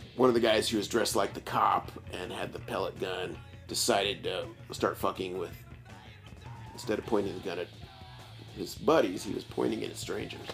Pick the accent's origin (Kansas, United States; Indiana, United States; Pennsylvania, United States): Indiana, United States; Bloomington; I was born in Bloomington, yeah. raised in Bloomington, went through uh, schools here